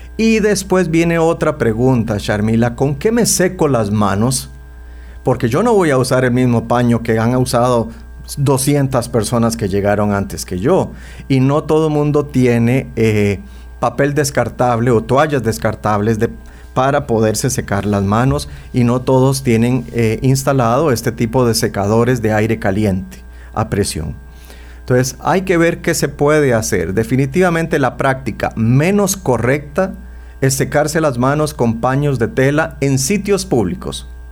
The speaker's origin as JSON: {"language": "Spanish", "country": "Costa Rica", "said": "nosotros los ticos"}